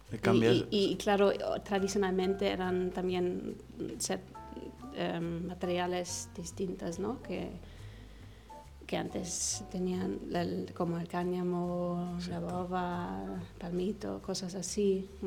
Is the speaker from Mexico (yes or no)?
no; Egypt; also born or lived in Los Angeles, United States; pero yo crecí en Egipto, viví